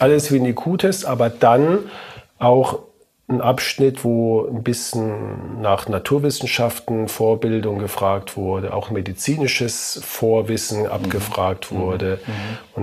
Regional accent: Heidelberg, Baden-Württemberg, Germany; meinen Studienplatz in meiner Heimatstadt bekommen, in Heidelberg

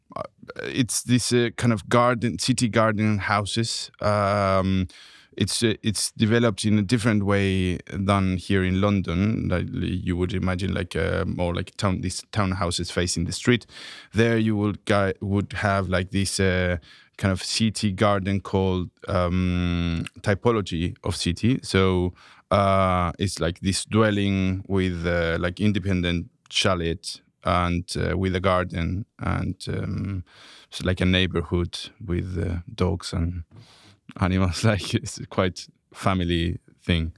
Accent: Santiago, Santiago Metropolitan Region, Chile; moved away as an adult; I grew up in Santiago, Chile

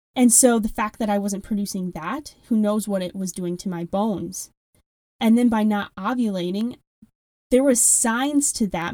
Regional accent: Wisconsin, United States; accent: strong Midwestern; I do have a very strong Midwestern accent. I am from Wisconsin

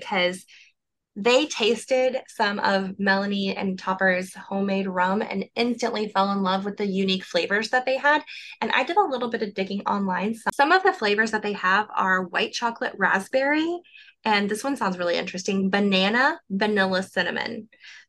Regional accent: Oklahoma, United States; I'm from Oklahoma

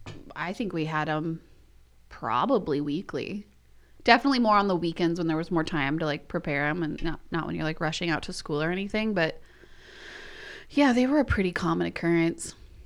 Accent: United States; We're American, if you haven't noticed.

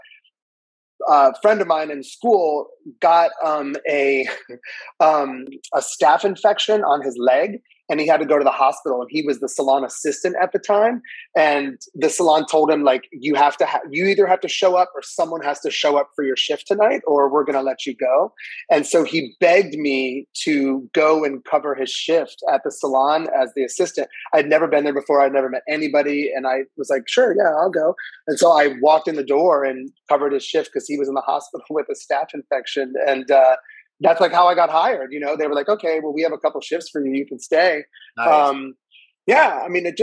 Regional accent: Northern Virginia, United States; also born or lived in Chicago; I'm from Northern Virginia.

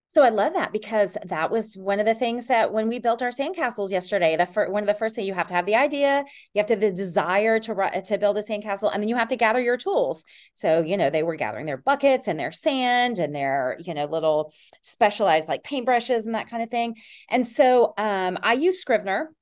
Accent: Tennessee, United States; also born or lived in Texas / Austin, Texas; now in Decatur, United States; I grew up in Tennessee and a li-, in Texas. I spent most of my summers in Texas and then moved to Texas

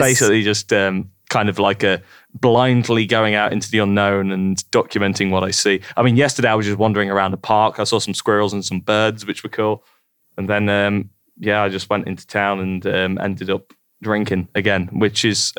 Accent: Sileby, East Midlands, United Kingdom; moved away as an adult; also born or lived in London; now in Toronto, Canada; I lived in a village called Sileby, which is about halfway between Leicester and Loughborough. It's on the other side of the county, pretty much.

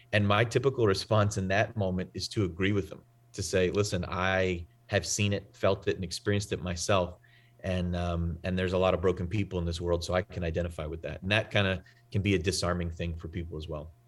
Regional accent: New England, United States; I'm from the Northeast, I'm from New England.

